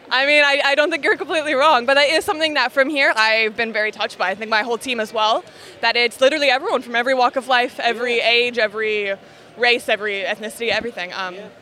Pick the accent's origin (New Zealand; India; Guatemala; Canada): Canada; now in United Kingdom; I'm Canadian